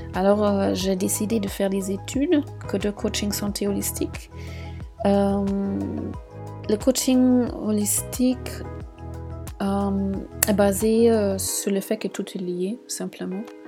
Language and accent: French; Munich, Bavaria, Germany; moved away as an adult; now in Marseille, France; je suis originaire de Munich et j'habite à Marseille depuis un an et demi